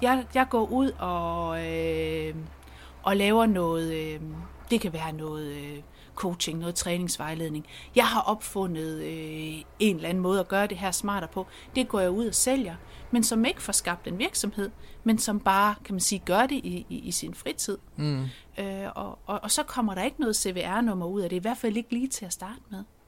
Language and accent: Danish; Central Jutland, Central Denmark Region, Denmark; Jeg kommer jo der fra Midtjylland